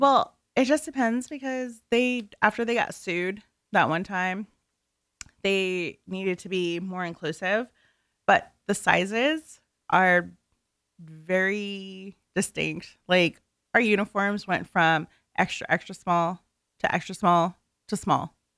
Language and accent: English; NoVA, Virginia, United States; I'm from the Nova area